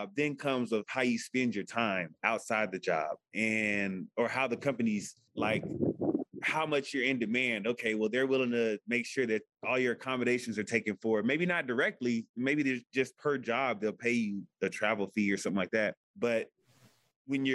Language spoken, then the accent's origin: English; Houston, Texas, United States; I'm from Houston